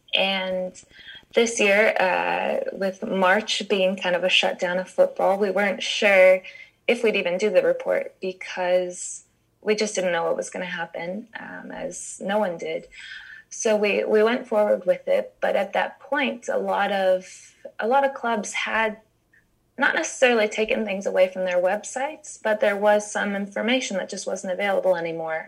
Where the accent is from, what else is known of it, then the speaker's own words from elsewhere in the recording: United States; I'm American